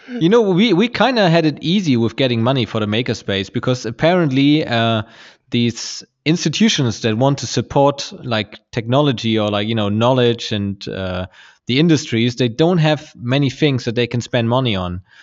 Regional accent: Germany; born or raised there

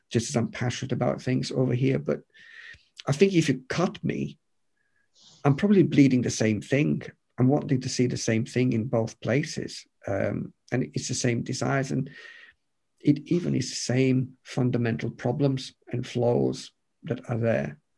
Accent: United Kingdom; You know, we're British, we're reserved.

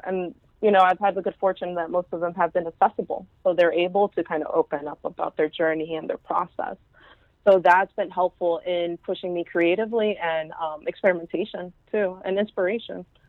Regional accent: Houston, Texas, United States; English is a second language; moved away as an adult; also born or lived in upstate New York / New York City; now in New York, United States; I'm from Houston, Texas. I actually grew up right there in the same barrio as the barrio. Um, so I'm from East End

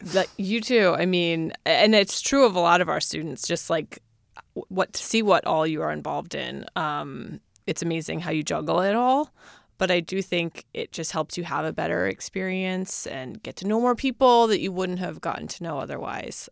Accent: Northern Virginia, United States; I'm from Virginia, but Northern Virginia

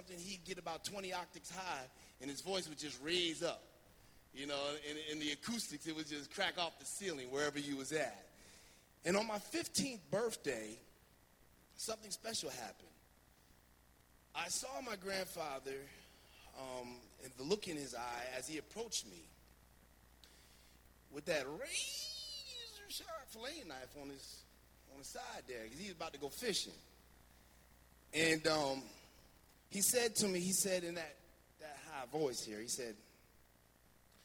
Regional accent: Montclair, New Jersey, United States; I grew up in Montclair, New Jersey.

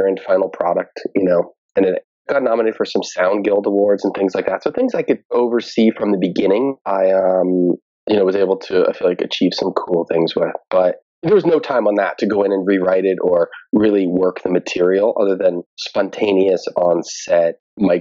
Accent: New Jersey, United States; moved away as an adult; also born or lived in New York City; now in Los Angeles, United States; I'm from New Jersey

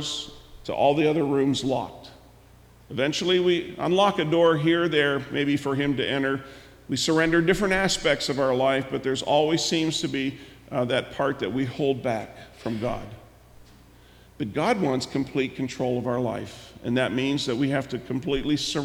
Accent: United States; us as American Christians

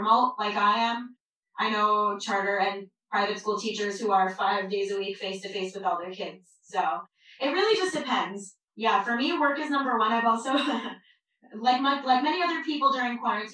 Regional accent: Long Island, New York, United States; I grew up on Long Island in a very loud Jewish family.

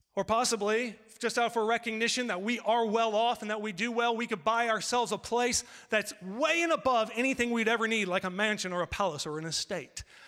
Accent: California, United States; I'm from California

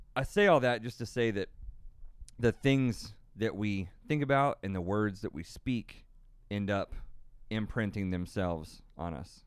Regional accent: Tornado Alley, United States; born and raised in Tornado Alley.

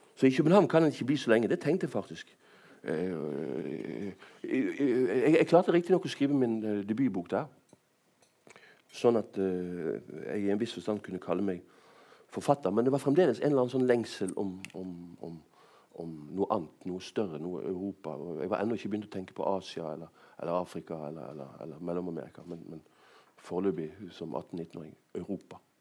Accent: Bergen, Vestland, Norway; moved away as an adult; also born or lived in Rome; jeg vokste opp uh, i Bergen på 70-tallet, så var det nesten bare bergensere her

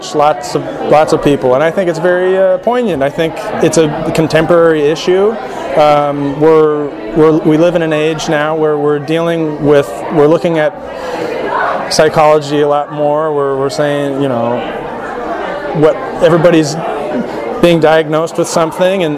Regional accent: Laguna Beach, California, United States; I was born and raised in Laguna Beach.

